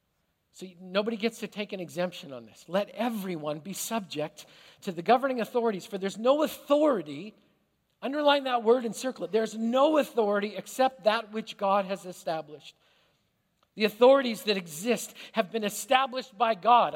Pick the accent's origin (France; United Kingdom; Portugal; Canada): Canada; now in United States; as a Canadian who immigrated to this country